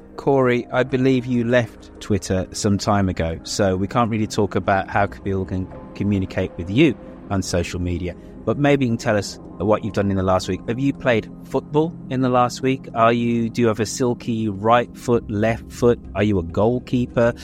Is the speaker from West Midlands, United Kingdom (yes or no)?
yes; Birmingham, West Midlands, United Kingdom; now in Canada; it's my hometown